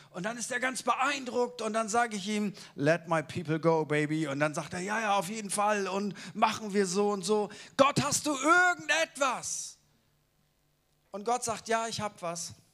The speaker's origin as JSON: {"language": "German", "town": "Munich", "region": "Bavaria", "country": "Germany", "said": "ich bin nicht aus Hamburg, ich bin aus München."}